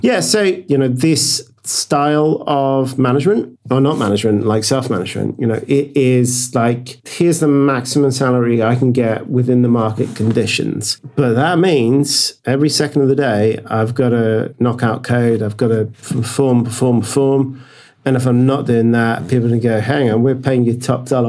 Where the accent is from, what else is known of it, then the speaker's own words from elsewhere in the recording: United Kingdom; now in Norway; I'm British, but we're based in Norway, our company